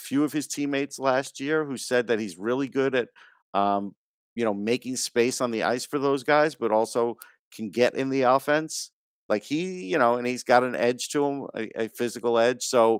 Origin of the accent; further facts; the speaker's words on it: New York, United States; growing up in New York